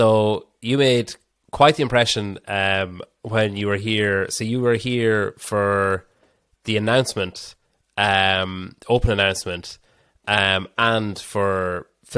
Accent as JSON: {"language": "English", "country": "Ireland"}